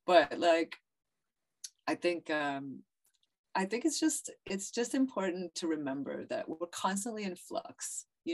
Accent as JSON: {"language": "English", "town": "Ottawa", "region": "Ontario", "country": "Canada", "tie": "born or raised there", "also_born_or_lived": "Brazil / Morocco", "moved": "yes", "lives_now": "New York, United States", "said": "I was born in Ottawa. My family's in Ottawa, Canada"}